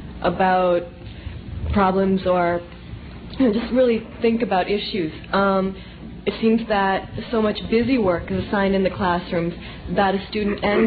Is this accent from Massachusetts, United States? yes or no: yes; Massachusetts, United States; I'm from Massachusetts